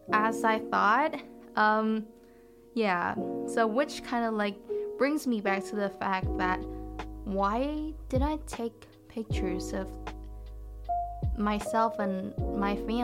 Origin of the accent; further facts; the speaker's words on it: Vietnam; moved away; we call it Tet back in my home country